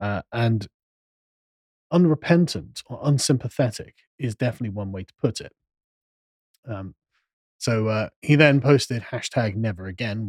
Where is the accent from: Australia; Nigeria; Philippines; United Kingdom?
United Kingdom; England; Exactly. I'm an Englishman.